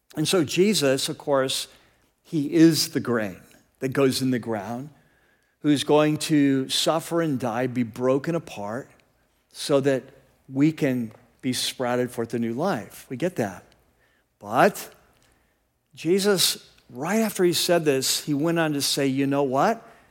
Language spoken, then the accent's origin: English; United States; also born or lived in California; as American Christians